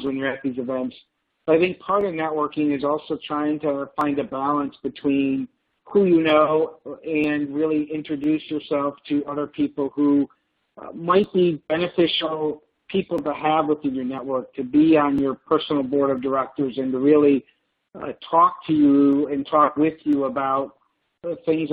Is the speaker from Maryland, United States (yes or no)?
no; Buffalo, New York, United States; we grew up in Buffalo, New York